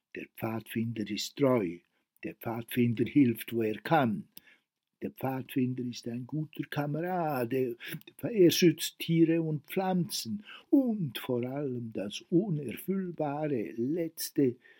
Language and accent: German; Worb, Bern, Switzerland; also born or lived in Grindelwald; aus dem Dorf Worb, wo ich aufgewachsen bin